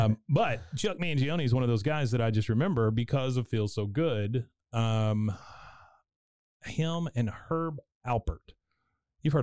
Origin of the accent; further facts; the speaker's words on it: Taipei, Taiwan; So I was born in Taiwan, Taipei, Taiwan